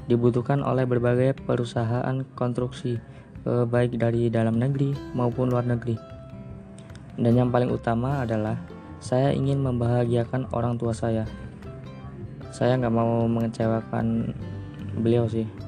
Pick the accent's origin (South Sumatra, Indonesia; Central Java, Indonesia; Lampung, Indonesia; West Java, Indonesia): Lampung, Indonesia; Way Kanan; Saya berasal dari Provinsi Lampung, tepatnya di Kabupaten Waikanan.